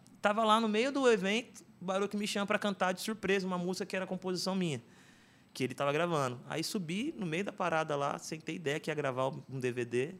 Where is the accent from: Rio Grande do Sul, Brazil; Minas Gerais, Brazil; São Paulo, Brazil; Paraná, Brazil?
São Paulo, Brazil; moved away as an adult; now in Suzano, Brazil; morei a vida inteira ali no Itaim Paulista, meus pais também. E aí mudei para Suzano